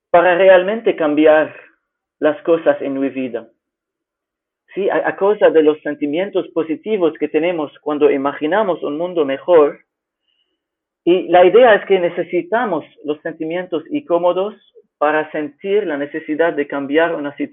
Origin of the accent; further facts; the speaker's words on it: Lebanon; Spanish is a second language; now in Fortaleza, Brazil; soy originalmente de Líbano, pero vivía en más de seis países en mi vida.